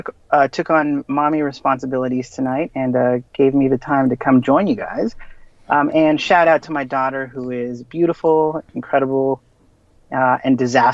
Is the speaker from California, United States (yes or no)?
yes; Los Angeles, California, United States; I'm a local Angeleno, born and raised in Los Angeles